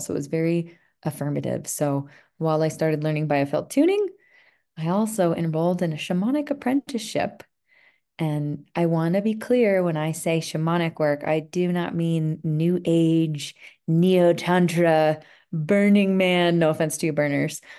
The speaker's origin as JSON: {"language": "English", "area": "outside of Philadelphia", "region": "Pennsylvania", "country": "United States", "tie": "born or raised there", "also_born_or_lived": "Vermont", "moved": "as an adult", "lives_now": "Colorado, United States", "said": "I grew up outside of Philadelphia in a pretty busy area"}